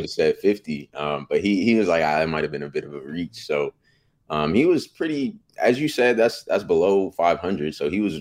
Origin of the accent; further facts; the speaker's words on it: Bay Area, California, United States; moved away as an adult; now in Sacramento, United States; I'm from the Bay Area, so I got to see Warriors growing up